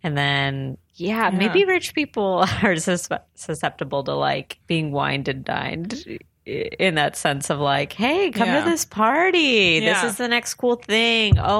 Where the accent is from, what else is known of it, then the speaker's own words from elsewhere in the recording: San Diego, California, United States; I grew up in San Diego